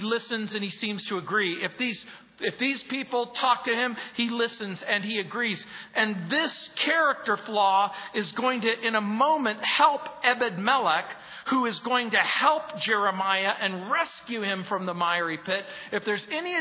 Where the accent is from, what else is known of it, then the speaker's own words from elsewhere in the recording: Mojave Desert, Southern California, United States; I grew up in Southern California in the Mojave Desert, where you didn't have a sewage system.